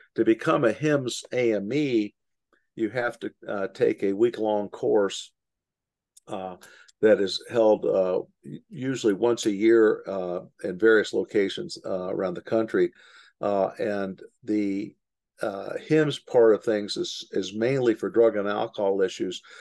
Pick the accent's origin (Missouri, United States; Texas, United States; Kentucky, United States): Kentucky, United States; Louisville; I grew up in Louisville, Kentucky, right next to Bowman Field